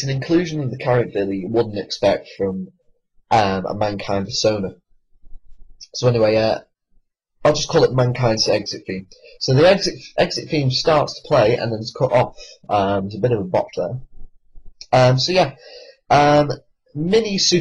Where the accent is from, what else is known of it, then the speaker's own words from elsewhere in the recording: United Kingdom; I am British